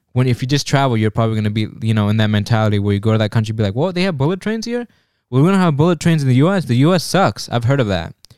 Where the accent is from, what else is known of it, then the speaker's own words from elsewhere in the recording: United States; we're American